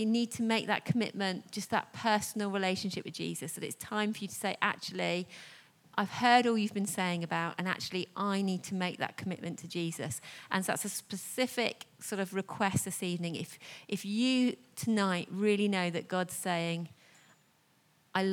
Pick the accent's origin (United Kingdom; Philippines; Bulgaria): United Kingdom; we're very British